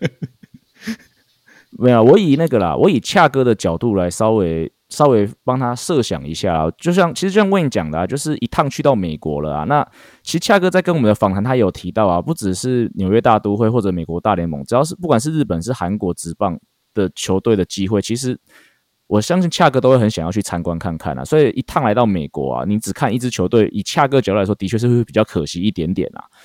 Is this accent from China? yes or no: no; Taiwan; 我们台湾人从小的这个，棒球文化